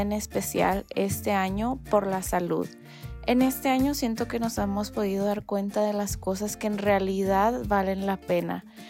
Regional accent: El Paso, Texas, United States; soy del Paso, Texas

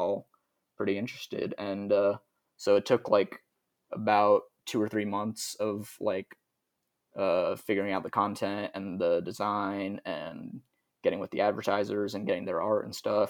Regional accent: Kansas City, Missouri, United States; I was from Kansas City

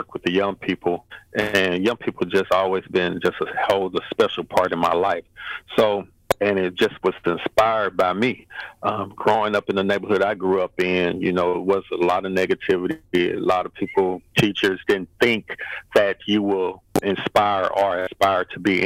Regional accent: St. Louis, Missouri, United States; I'm born and raised in St. Louis, Missouri, down in Jeff Vanderloo Apartments

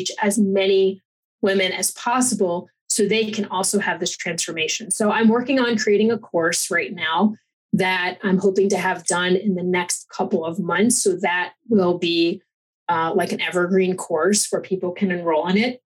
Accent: East Coast, United States; moved away as an adult; also born or lived in Fort Lauderdale, Florida; now in Colorado, United States; I'm an East Coast Italian

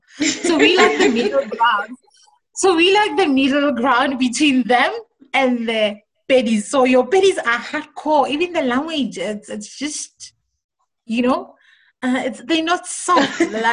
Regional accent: Pretoria, Gauteng, South Africa; first language Tswana; English is a second language; I know I'm very clear about being Tswana and whatnot, but I grew up in Pretoria, right? So there's just a mixture of all of us.

